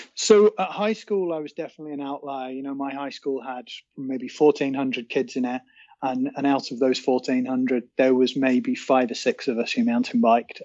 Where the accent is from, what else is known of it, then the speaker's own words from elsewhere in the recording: North Wales, United Kingdom; I guess North Wales has been home for at least two thirds of my life